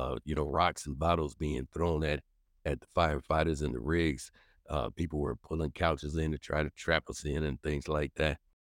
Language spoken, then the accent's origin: English; Minneapolis, Minnesota, United States; also born or lived in Saint Paul, Minnesota; we moved to North Minneapolis when I was, uh, probably just about one and a half, two years old. And so, being able to serve that community I grew up